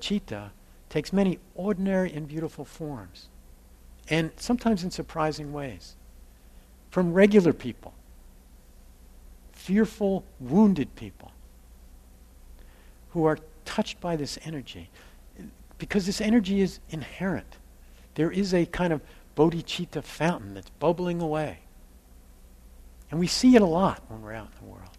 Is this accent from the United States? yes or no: yes; New Jersey, United States; We grew up in New Jersey in this row house